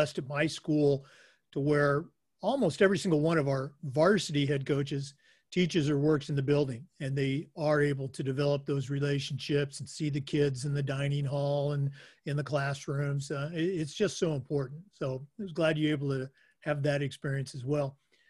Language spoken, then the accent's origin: English; Oregon, United States; moved away; I'm actually from Oregon originally